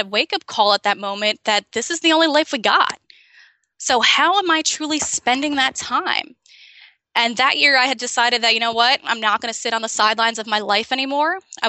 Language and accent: English; Amazon, Brazil; born there; Yeah, I was born in Brazil in the Amazon. And growing up, I moved 18 times before I was 18.